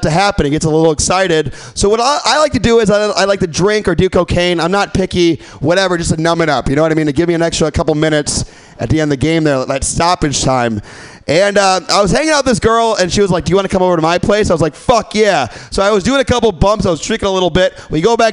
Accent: Midwest, United States; now in San Francisco, United States; I'm from the Midwest

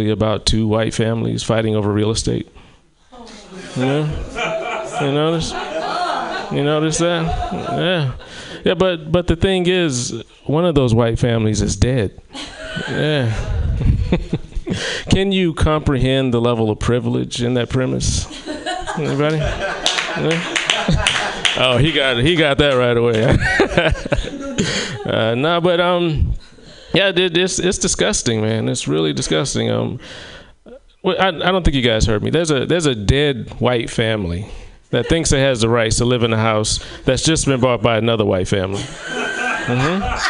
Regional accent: South Carolina, United States; moved away; in my hometown of South Carolina

